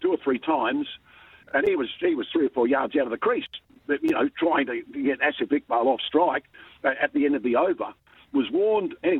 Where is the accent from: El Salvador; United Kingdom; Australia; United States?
Australia; Perth, Western Australia; also born or lived in Margaret River / Geraldton; I've been born and bred in Perth